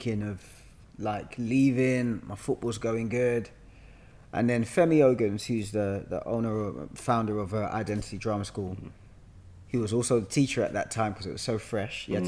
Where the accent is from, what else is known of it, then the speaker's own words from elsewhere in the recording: London, United Kingdom; I was born and bred in Hackney.